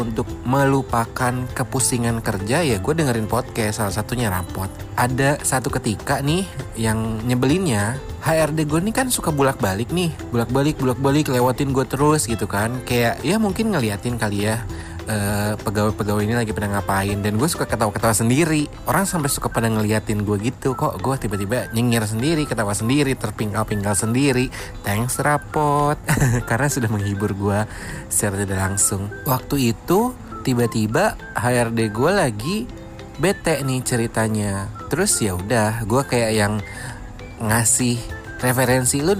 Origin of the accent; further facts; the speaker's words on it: Jakarta, Indonesia; Uh, eh, gue dari Pondok Indah.